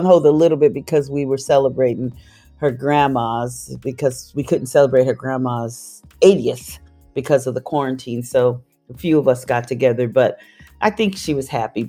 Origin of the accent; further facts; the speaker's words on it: San Diego, California, United States; And then we came home back to, I'm from San Diego.